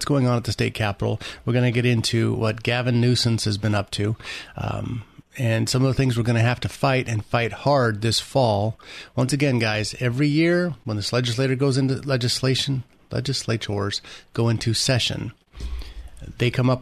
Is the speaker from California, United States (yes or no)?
yes; Redlands, California, United States; I'm from Redlands, California